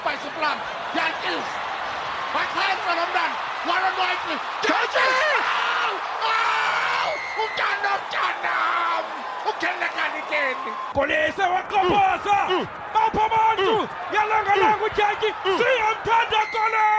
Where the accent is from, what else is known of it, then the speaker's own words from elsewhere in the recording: Soweto, Gauteng, South Africa; I grew up in Dobsonville.